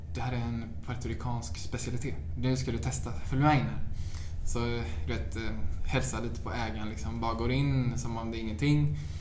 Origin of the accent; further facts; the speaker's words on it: Sweden; moved away as an adult; now in New York, United States; jag är 22, jag är svensk, jag har knappt varit i New York